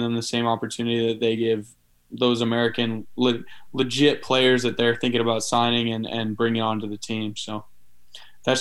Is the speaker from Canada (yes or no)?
yes; Canada; moved away as an adult; That was always my goal as a Canadian quarterback growing up.